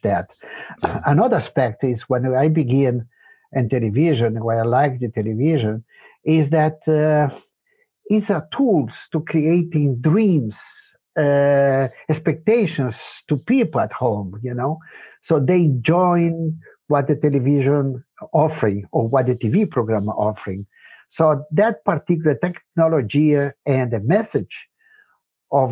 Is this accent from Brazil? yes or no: yes; Brazil; English is a second language; also born or lived in Spain; now in Germany; I grew up in Brazil, you know, and my family moved very early there